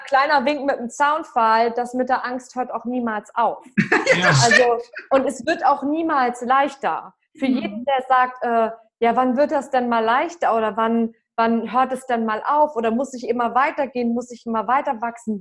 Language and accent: German; Lübeck, Schleswig-Holstein, Germany; moved away as an adult; also born or lived in Frankfurt; ich komme aus Travemünde